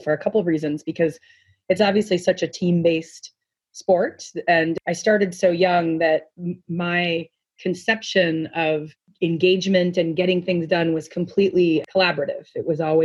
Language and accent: English; New Jersey, United States; also born or lived in New York; I was born in New Jersey